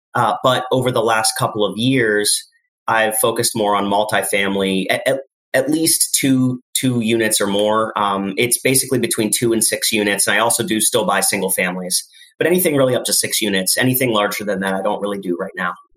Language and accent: English; Lehigh Valley, Pennsylvania, United States; I was born in the Lehigh Valley